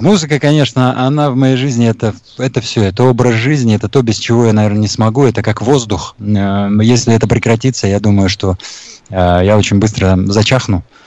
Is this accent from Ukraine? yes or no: no; Taboshar, Sughd, Tajikistan; now in Bashkortostan, Russia; Родился я в Средней Азии, э, в Таджикистане, в маленьком поселке Табашар